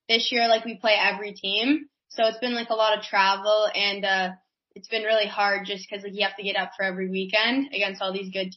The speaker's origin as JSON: {"language": "English", "town": "Whitby", "region": "Ontario", "country": "Canada", "tie": "born or raised there", "said": "I'm actually from Whitby, Ontario."}